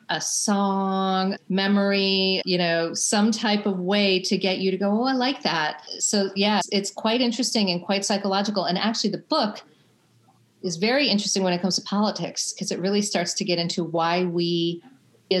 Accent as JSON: {"language": "English", "town": "Chicago", "region": "Illinois", "country": "United States", "tie": "born or raised there", "said": "I grew up in Chicago"}